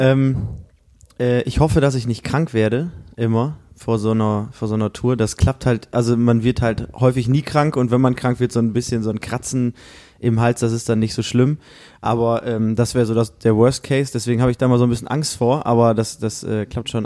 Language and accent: German; Osnabrück, Lower Saxony, Germany; Wir sagen so aus Osnabrück